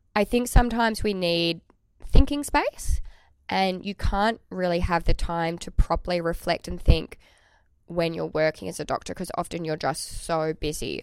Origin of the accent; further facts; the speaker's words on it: Tasmania, Australia; I am from Tasmania